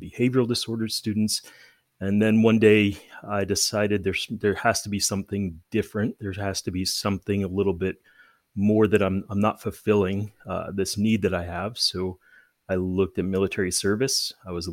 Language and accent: English; Tucson, Arizona, United States; now in Colorado, United States; I was born and raised in Tucson, Arizona